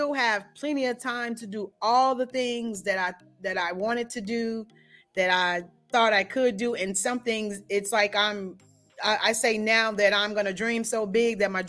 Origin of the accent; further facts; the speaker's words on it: Gary, Indiana, United States; So actually, I'm originally from Gary.